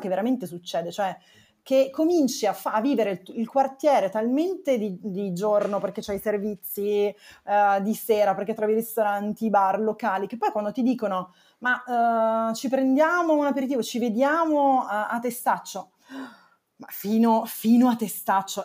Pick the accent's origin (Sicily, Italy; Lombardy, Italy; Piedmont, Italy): Piedmont, Italy; Turin; moved away as an adult; now in Rome, Italy; mi sono trasferita da Torino, perché sono di Torino